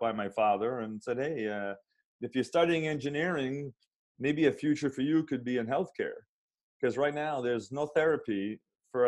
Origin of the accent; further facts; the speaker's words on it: central Massachusetts, United States; moved away as an adult; now in Southern California, United States; I grew up in a kind of a small town in central Massachusetts